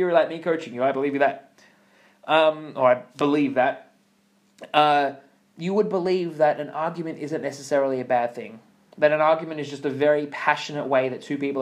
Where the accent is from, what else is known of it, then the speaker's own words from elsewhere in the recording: Australia; accent: Australian; I grew up in Australia